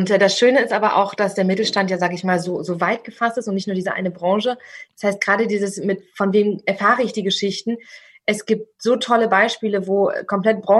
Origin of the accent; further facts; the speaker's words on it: Berlin, Germany; gerade ich bin aus dem Berliner Raum, bei uns ist der Spreewald direkt vor der Haustür, ein Gurkenhof.